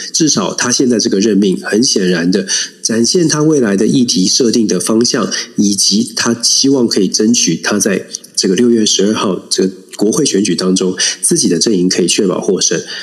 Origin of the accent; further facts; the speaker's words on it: Taiwan; 我们台湾真的可以团结起来